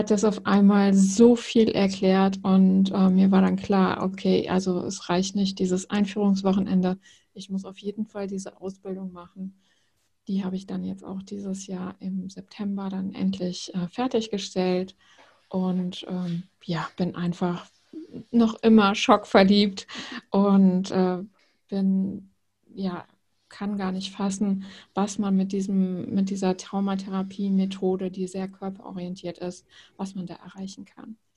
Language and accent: German; Rhineland, Germany; also born or lived in Netherlands; now in Bremen, Germany; Ich komme ursprünglich aus dem Rheinland, also ganz ursprünglich aus Holland. Ähm, ich bin eine kleine Nomadin